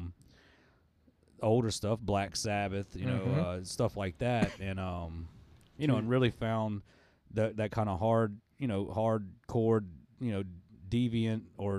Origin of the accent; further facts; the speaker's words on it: New Orleans, Louisiana, United States; now in Slidell, United States; I reside over in Slidell. I'm originally from New Orleans.